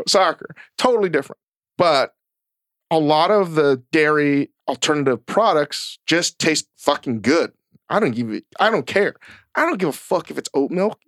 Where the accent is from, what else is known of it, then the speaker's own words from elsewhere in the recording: Virginia, United States; growing up in Virginia